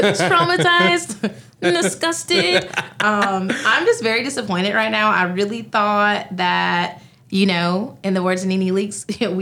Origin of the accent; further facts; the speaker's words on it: the South, United States; I'm from the South where, like, we eat full meals for snacks.